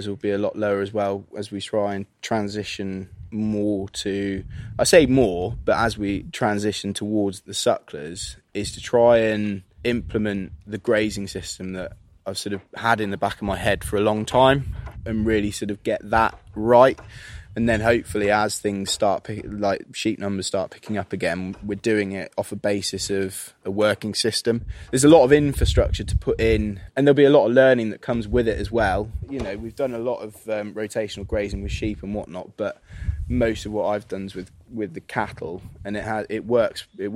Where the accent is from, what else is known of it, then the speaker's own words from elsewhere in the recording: Midlands, United Kingdom; moved away; I'm from the Midlands originally